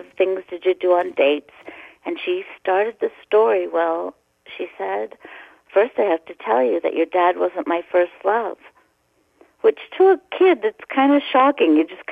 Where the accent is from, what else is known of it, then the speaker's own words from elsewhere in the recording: Boston, Massachusetts, United States; a person that's about my age that I grew up with in Boston